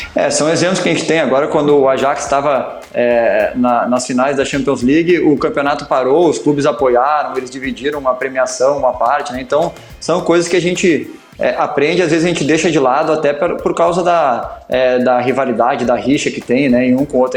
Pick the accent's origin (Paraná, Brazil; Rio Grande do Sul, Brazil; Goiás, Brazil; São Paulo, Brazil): Rio Grande do Sul, Brazil; Porto Alegre; Porto Alegre, que é a minha cidade, minha cidade natal e onde eu fui, eu fui criado